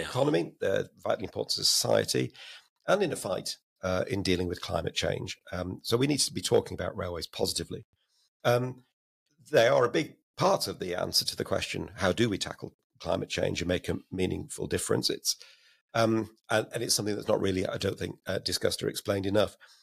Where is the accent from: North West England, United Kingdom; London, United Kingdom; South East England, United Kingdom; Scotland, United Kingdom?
North West England, United Kingdom; Blackburn; also born or lived in Oldham; I was born in Oldham, but, uh, grew up and went to school in Blackburn